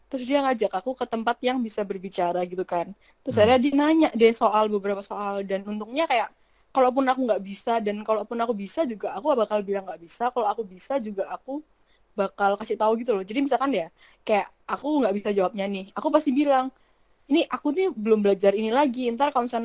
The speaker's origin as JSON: {"language": "Indonesian", "country": "Indonesia", "lives_now": "Japan", "said": "uh, sebenarnya kayak awalnya kan karena aku dari Indonesia mesti"}